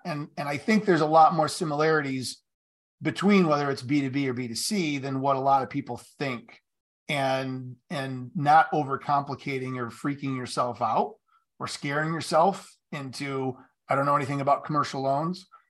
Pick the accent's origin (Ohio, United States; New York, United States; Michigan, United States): Michigan, United States; Marshall; in Marshall, where I grew up here in Michigan